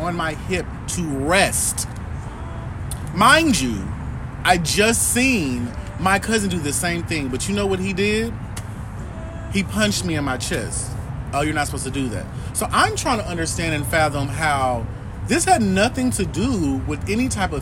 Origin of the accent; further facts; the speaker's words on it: Kansas City, Missouri, United States; I'm from Kansas City, Missouri, born and raised